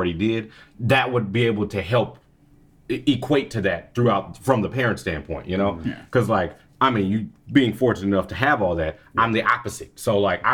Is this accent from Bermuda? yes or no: no; Texas, United States; I'm a nigga from Texas